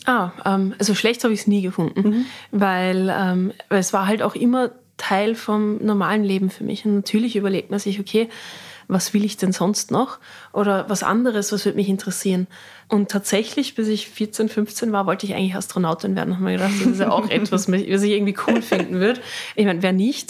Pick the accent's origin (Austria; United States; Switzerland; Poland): Austria; Riegersburg, Styria; Als wir dann hier die Schokoproduktion hatten in Riegersburg, haben ja meine Großeltern noch hier gewohnt. Das heißt, wir sind von der Schule gekommen, haben bei Oma und Opa Mittag gegessen